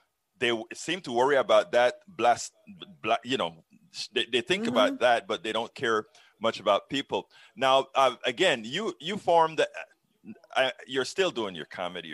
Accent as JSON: {"language": "English", "country": "Panama", "moved": "yes", "said": "I'm from Panama"}